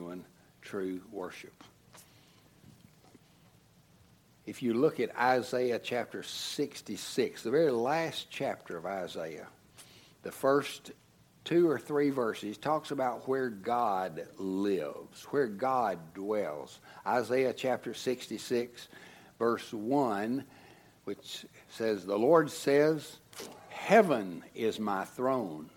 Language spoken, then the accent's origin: English; United States; as American Christians